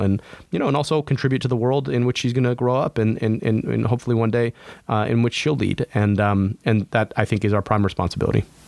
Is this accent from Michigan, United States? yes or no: yes; Oakland County, Michigan, United States; also born or lived in United Kingdom; born and raised in Oakland County